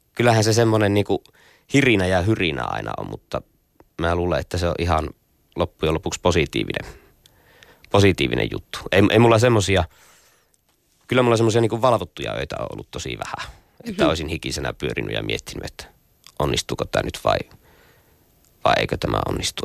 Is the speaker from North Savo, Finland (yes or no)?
yes; Nilsiä, North Savo, Finland; mä oon pieneltä kylältä Jumalan selän takkaa kotoisin